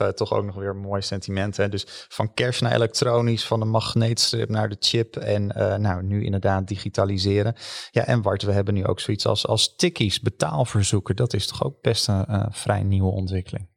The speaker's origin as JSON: {"language": "Dutch", "country": "Netherlands", "said": "als Hollanders"}